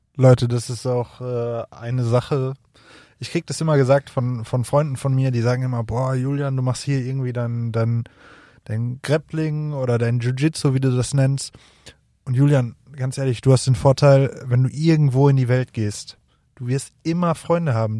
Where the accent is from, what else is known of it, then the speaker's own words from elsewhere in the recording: near Bochum, North Rhine-Westphalia, Germany; ich komme äh, aus der Nähe von Bochum